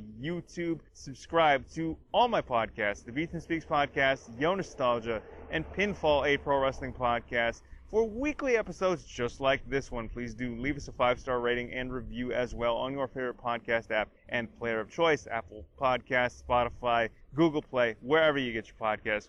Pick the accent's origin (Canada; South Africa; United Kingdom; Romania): Canada; I'm Canadian.